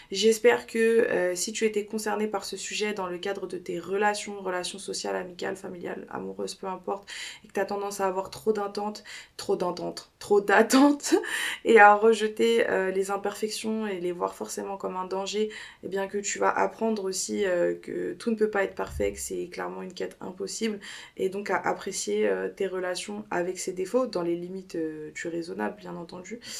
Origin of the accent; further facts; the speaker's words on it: United States; je l'ai fait en anglais parce que encore une fois je le répète je suis une américaine